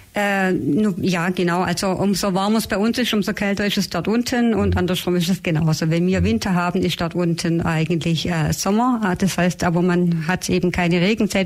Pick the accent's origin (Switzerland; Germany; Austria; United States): Germany; bei uns in Deutschland